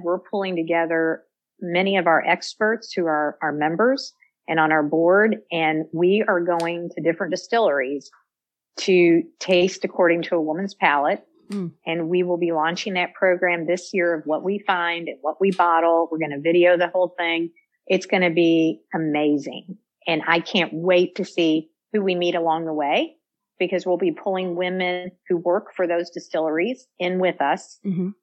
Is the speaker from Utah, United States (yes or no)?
no; Louisville, Kentucky, United States; born and raised in Louisville, Kentucky